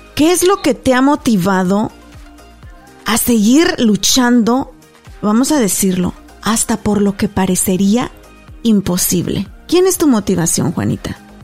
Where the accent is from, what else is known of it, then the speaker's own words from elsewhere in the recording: Mexico; moved away as an adult; also born or lived in Garland, Texas; yo, que soy mexicana, nacida, crecida y estudiada en México